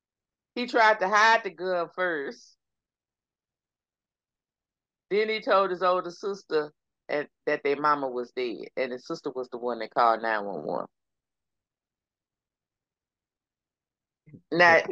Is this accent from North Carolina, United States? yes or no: no; Texas, United States; accent: Texas; my Texas accent